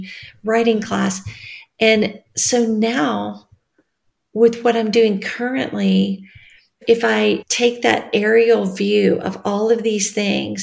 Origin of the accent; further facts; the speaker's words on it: West Tennessee, United States; now in Nashville, United States; I just drove in my hometown